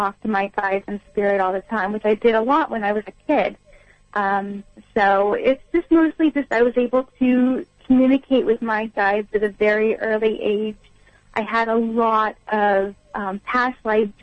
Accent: Long Beach, California, United States; now in East Coast, United States; I grew up in Long Beach, California

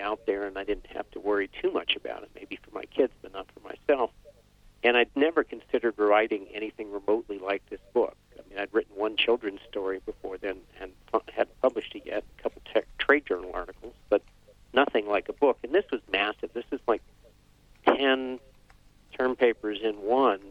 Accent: Vermont, United States; I grew up in Vermont, uh, skiing, hiking, uh, hunting, fishing, canoeing

